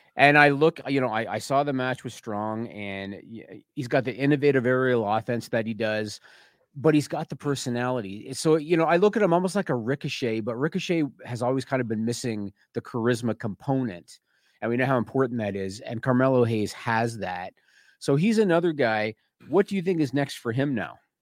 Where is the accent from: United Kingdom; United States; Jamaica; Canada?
Canada; I'm Canadian